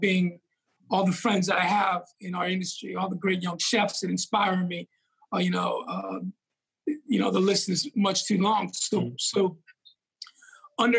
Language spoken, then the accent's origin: English; New York, United States; moved away; growing up in New York and, you know, in the Bronx